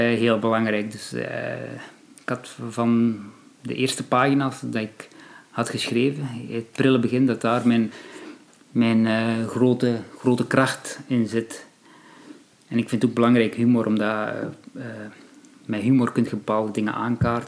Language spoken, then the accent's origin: Dutch; Belgium; ik zelf als Belg ehm, van Marokkaanse origine